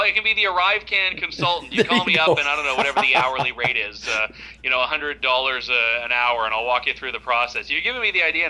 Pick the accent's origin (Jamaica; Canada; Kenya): Canada; this whole thing that you're supposed to have as a Canadian, guaranteed entry into your own country, is increasingly conditional.